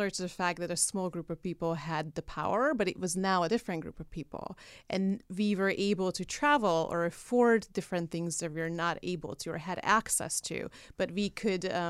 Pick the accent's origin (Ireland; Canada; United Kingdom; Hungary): Hungary; moved away as an adult; now in United States; I'm an immigrant to this country. I'm from Hungary